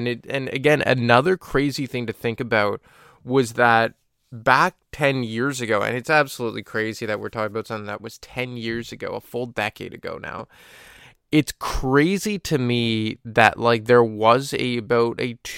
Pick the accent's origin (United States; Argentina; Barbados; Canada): Canada; Montreal, Quebec; my hometown of Montreal